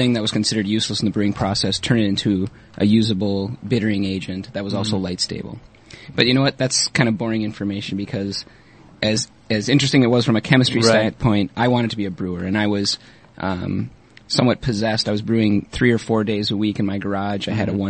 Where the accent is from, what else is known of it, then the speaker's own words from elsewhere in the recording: Minnesota, United States; moved away as an adult; also born or lived in Kalamazoo, Michigan; I was born and raised in Minnesota, which I'm not so sure that's known as a beer drinking state necessarily, but did college in Michigan.